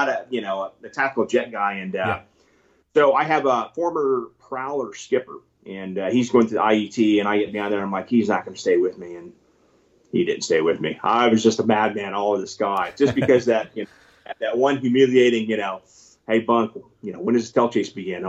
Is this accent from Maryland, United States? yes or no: no; California, United States; also born or lived in Mississippi; now in Texas, United States; I live in Texas. I was born in Mississippi, grew up in California